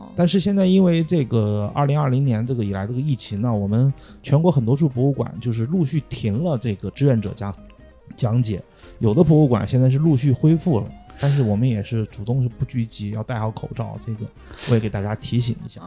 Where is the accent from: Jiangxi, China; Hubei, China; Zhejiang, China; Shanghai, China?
Hubei, China; also born or lived in northern China; now in Xi'an, China; 出生在南方的这个，出生在这个中国中部湖北的南方人，虽然在北方待了十几年，但是有时候这个普通话偶尔会冒出来不太标准的